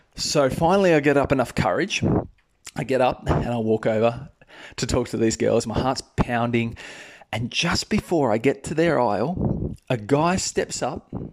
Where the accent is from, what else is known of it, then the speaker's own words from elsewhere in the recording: Australia; accent: Australian; I'm Australian, guys. If you haven't already noticed from my accent